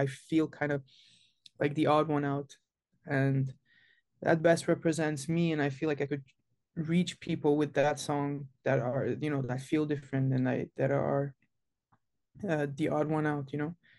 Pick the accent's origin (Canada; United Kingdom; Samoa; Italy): Canada; Montreal, Quebec; I was born and raised in Montreal, Canada